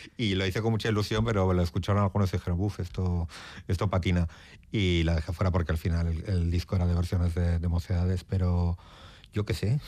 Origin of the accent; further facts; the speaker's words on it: Portugalete, Basque Country, Spain; moved away as an adult; also born or lived in Barakaldo; now in Madrid, Spain; nací en Baracaldo como todos los de aquí en Cruces, pero soy de Portugalete.